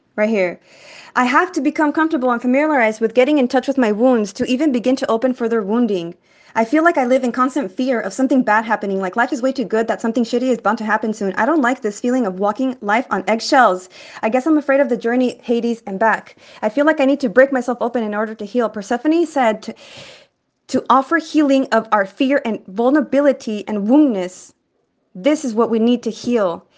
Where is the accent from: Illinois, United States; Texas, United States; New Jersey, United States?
Texas, United States; El Paso; now in San Francisco Bay Area, United States; I'm from Texas and then became a bay bitch. I'm from El Paso, Chuco Town, nine one five vibes.